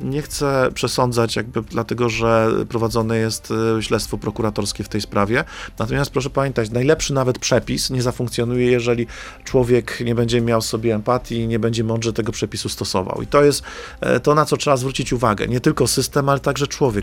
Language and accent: Polish; Silesian Voivodeship, Poland; Ze Śląska jesteśmy, chyba z Tychów nawet